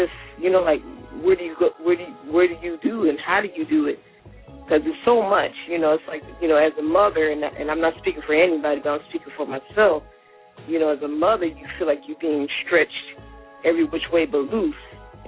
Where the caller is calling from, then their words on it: U.S. Virgin Islands; I'm calling from St. Thomas.